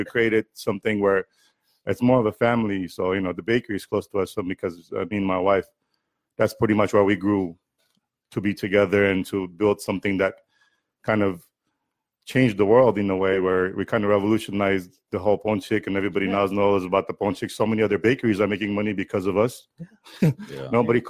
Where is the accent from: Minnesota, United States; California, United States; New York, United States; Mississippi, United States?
California, United States; Fresno; And, I think growing up in Fresno, not having as many Armenians around as we have here, that made me feel good of how, other nationalities treated us.